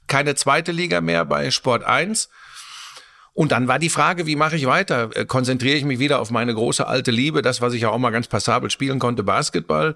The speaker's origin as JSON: {"language": "German", "country": "Germany", "said": "bei uns in Deutschland"}